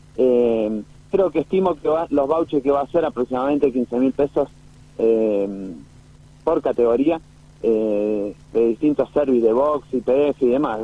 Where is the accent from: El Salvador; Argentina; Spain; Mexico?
Argentina; San Rafael, Mendoza; San Rafael. Así que bueno, es mi ciudad natal